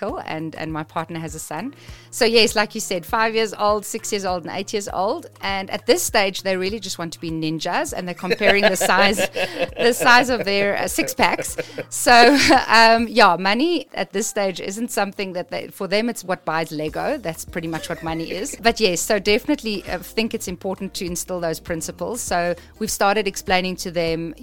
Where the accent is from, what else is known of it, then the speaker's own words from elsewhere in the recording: South Africa; I was born in South Africa